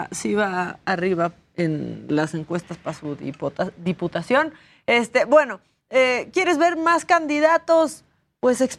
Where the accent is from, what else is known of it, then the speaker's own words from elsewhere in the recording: Tijuana, Baja California, Mexico; yo soy una orgullosa tijuanense, ¿no?